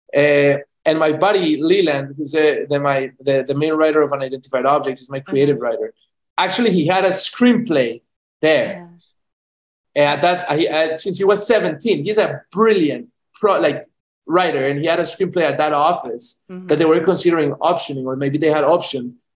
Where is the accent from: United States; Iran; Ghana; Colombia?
Colombia; Medellín, Antioquia; moved away; I'm from Medellin, Colombia, born and raised